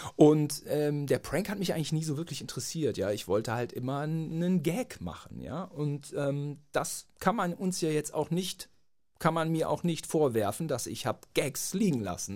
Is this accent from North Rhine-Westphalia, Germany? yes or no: yes; Gütersloh, North Rhine-Westphalia, Germany; Wir sind da gut aufgewachsen